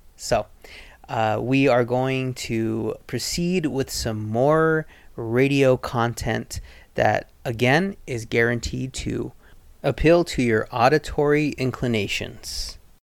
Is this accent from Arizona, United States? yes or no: yes; southern Arizona, United States; now in Rogue Valley, Oregon, United States; I am originally from southern Arizona.